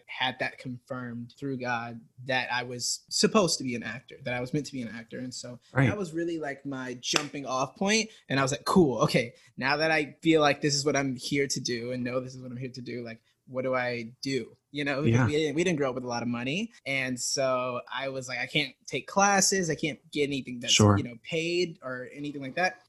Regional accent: Stone Mountain, Georgia, United States; So I'm from Georgia, Stone Mountain, Georgia, specifically. It's like a really small town of like, I want to say 6,000. I grew up there

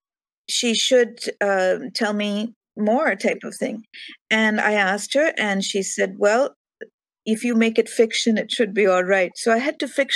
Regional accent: India; moved away; growing up in India

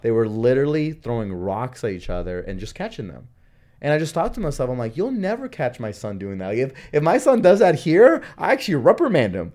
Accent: Honduras; now in United States; I was born in Honduras

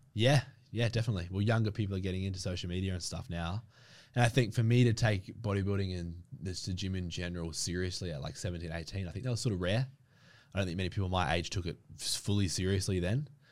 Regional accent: Brisbane, Queensland, Australia; now in Victoria, Australia; I grew up in Brisbane, so up in Queensland

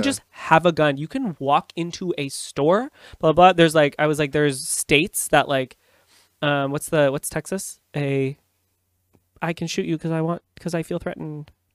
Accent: Canada; I'm a Canadian

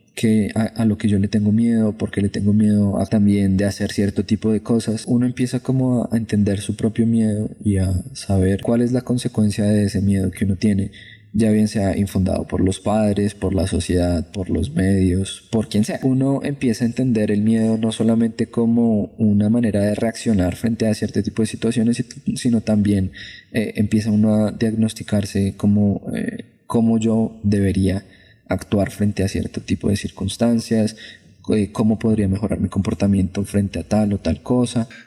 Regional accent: Colombia

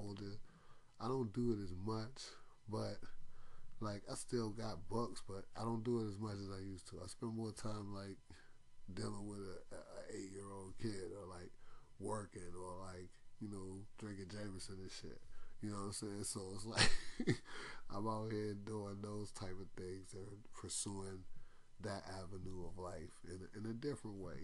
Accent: Washington, District of Columbia, United States; I was born in Washington Hospital Center in 1981

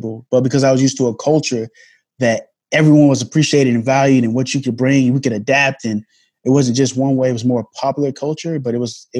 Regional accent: Germany; I grew up in a culture that wasn't just my own. I grew up in Germany, you know.

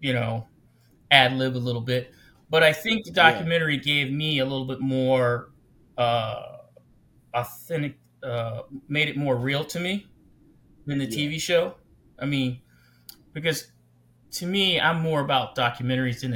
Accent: Ohio, United States; I come from Ohio, a small town in Ohio

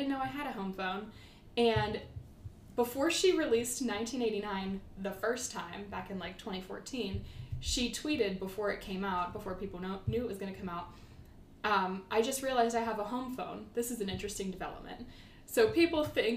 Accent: Pittsburgh, Pennsylvania, United States; we're from Pennsylvania, but we're from Pittsburgh

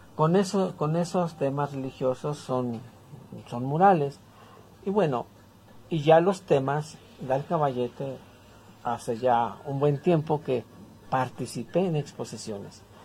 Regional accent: San Pedro Tlalcuapan, Tlaxcala, Mexico; also born or lived in Mexico City; Soy de aquí de San Pedro Tlalcuapan, del municipio de Chautempan, Tlaxcala

